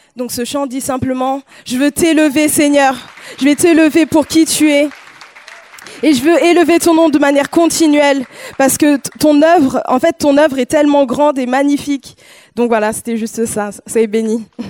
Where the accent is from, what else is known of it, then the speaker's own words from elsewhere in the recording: France; je suis née en France et je suis euh, et mes parents sont originaires du Ghana